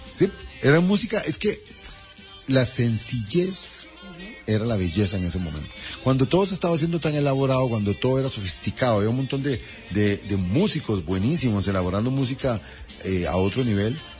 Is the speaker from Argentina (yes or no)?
no; Costa Rica; como somos los ticos